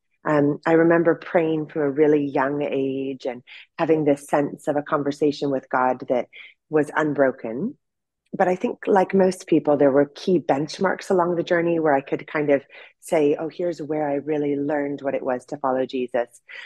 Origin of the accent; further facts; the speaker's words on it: Orange County, California, United States; moved away; I grew up in Orange County, California